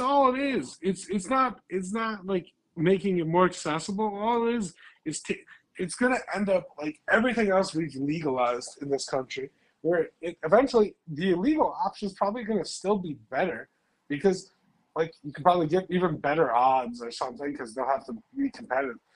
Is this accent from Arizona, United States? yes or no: no; Chicago area, Illinois, United States; we're both from Chicago, outside Chicago.